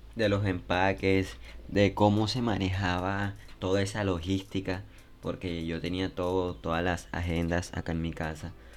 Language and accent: Spanish; Colombia; en mi país Colombia